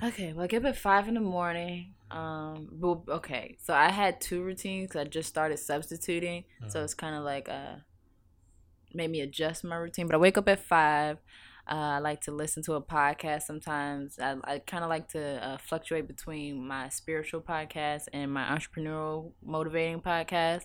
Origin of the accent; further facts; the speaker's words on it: Virginia Beach, Virginia, United States; also born or lived in Norfolk, Virginia; I'm from Virginia Beach